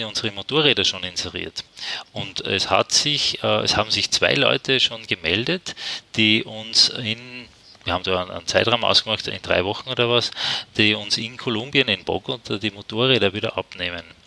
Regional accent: Austria; Und ich als Österreicher

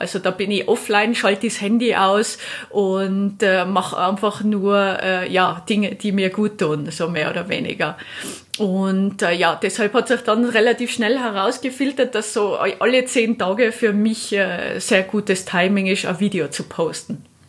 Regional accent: Austria; ich bin jetzt hier in Italien als Österreicherin

